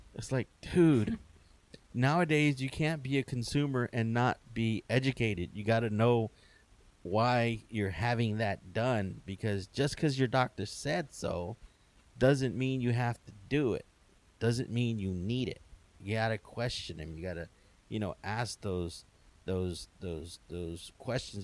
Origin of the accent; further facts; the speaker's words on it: Wharton, Texas, United States; where I grew up in Wharton, there was a barbershop